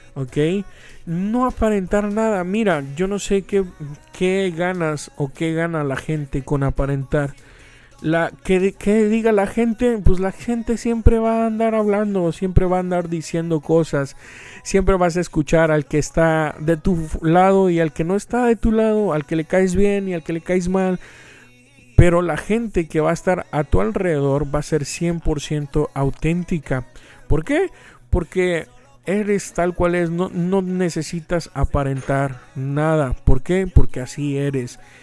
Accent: Veracruz, Mexico; aquí su servilleta nació en Veracruz, Veracruz, México. Y todo el mundo me dice que soy jarocho

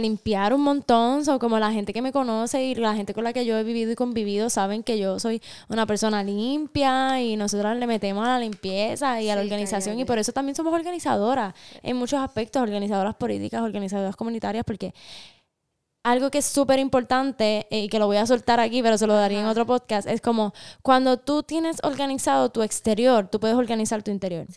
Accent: Aibonito, Puerto Rico; nosotras somos hermanas, eh, nacimos y crecimos en Ay Bonito en el archipiélago de Boriquén, en el Caribe

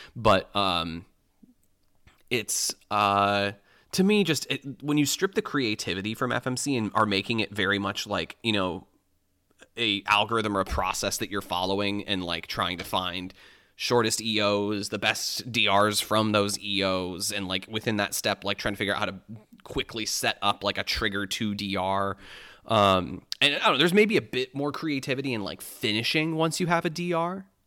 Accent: Michigan, United States; moved away as an adult; now in Illinois, United States; growing up in Michigan

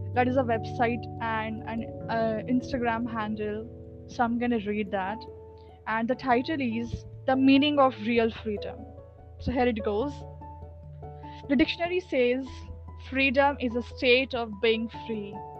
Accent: India; I'm from India and I'm 16 years old

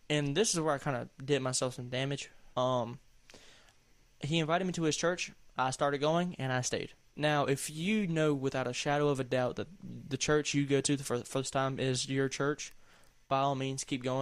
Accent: the South, United States; accent: southern; Oh, there's my southern accent sticking through.

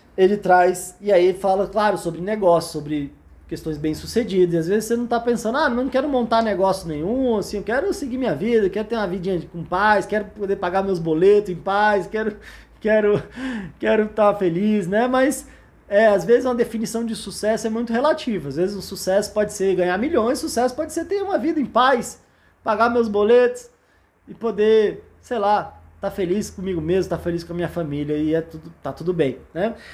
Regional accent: Brasília, Federal District, Brazil; Eu sou de Brasília

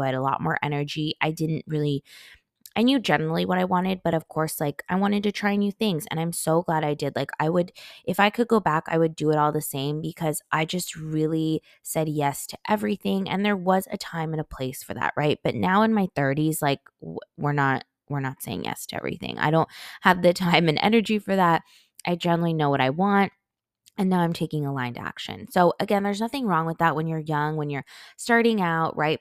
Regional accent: California, United States; moved away; as a Cali girl, I grew up in California

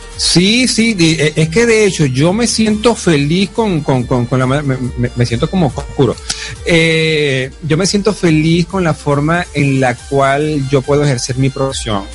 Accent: Venezuela; also born or lived in Caracas; me regresé a mi pueblo

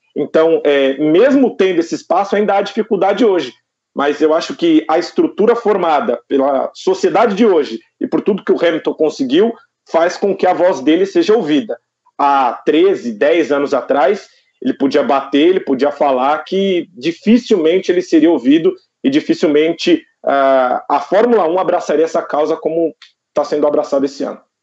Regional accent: Taboão da Serra, São Paulo, Brazil; now in Osasco, Brazil; Eu sou de Taboão da Serra. Hoje eu moro em Osasco, mas eu sou de Taboão da ah. Serra, região metropolitana aqui de São Paulo.

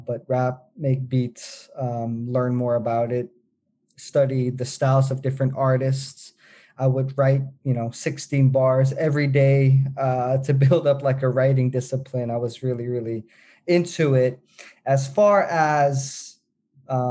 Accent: Netherlands; I was born and raised in the Netherlands

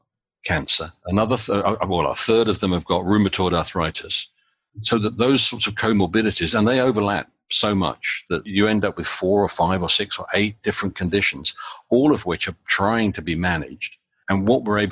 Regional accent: United Kingdom; now in United States; As is fairly obvious from my accent, I'm British originally

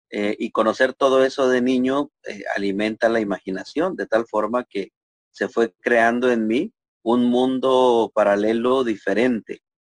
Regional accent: Matehuala, San Luis Potosí, Mexico; born there; yo nací en Matehuala, es un pueblo minero en aquellos años, un pueblo pequeño.

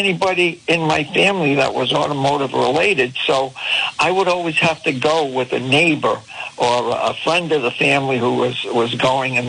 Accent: Pawtucket, Rhode Island, United States; I knew growing up in Pawtucket

